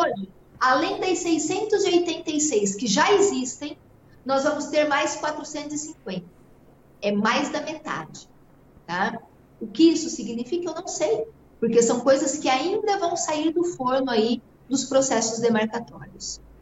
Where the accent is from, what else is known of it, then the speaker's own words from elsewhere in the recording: Mato Grosso do Sul, Brazil; Eu sou produtora rural, eu sou aqui do Mato Grosso do Sul